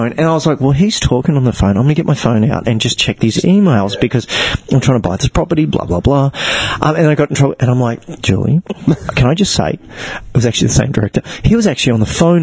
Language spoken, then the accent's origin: English; Gold Coast, Queensland, Australia; born or raised there; also born or lived in Africa